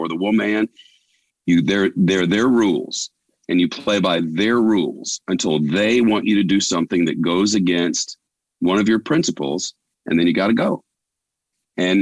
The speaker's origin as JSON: {"language": "English", "town": "Holly Springs", "region": "Mississippi", "country": "United States", "tie": "born or raised there", "moved": "yes", "said": "I grew up in Holly Springs, Mississippi"}